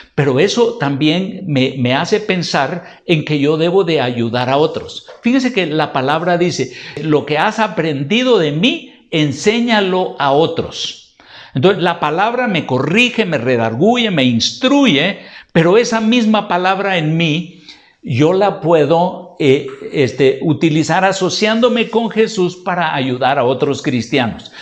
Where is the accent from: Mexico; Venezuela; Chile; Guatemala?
Guatemala; En Guatemala tenemos un dicho